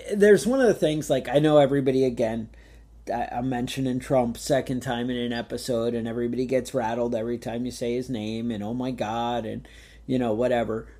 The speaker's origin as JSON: {"language": "English", "town": "Woodstock", "region": "New York", "country": "United States", "tie": "born or raised there", "said": "growing up in Woodstock"}